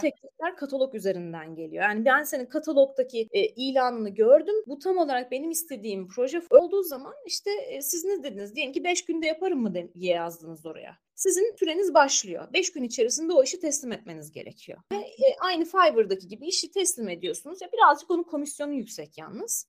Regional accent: Marmaris, Muğla, Turkey; moved away as an adult; also born or lived in Istanbul; now in Ankara, Turkey; Marmaris'te büyüdüm ben.

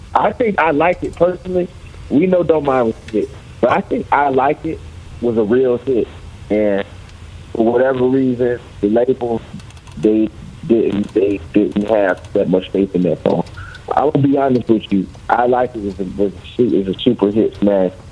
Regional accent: Tallahassee, Florida, United States; also born or lived in Memphis, Tennessee / Fort Lauderdale, Florida; I was born and raised in Tallahassee, Florida. And around third grade, I went to Memphis, Tennessee

